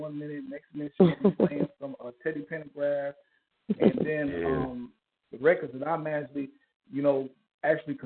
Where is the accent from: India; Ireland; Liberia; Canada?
Liberia; also born or lived in Kansas City, Missouri, United States / New York, United States; now in Houston, United States; I was born in Kansas City, Missouri. I was raised in West Africa. A civil war broke out in West Africa, in Liberia, to be exact